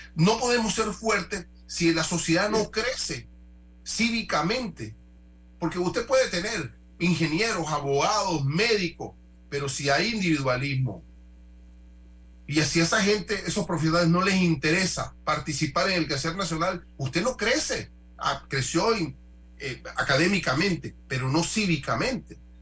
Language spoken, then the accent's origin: Spanish; Panama; como panameños todos.